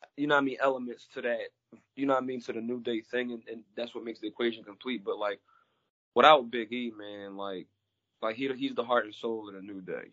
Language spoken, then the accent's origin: English; Pennsylvania, United States; my home state